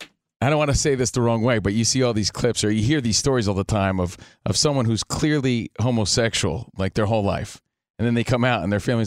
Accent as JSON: {"language": "English", "region": "East Coast", "country": "United States", "moved": "yes", "lives_now": "Los Angeles, United States", "said": "we're from the East Coast"}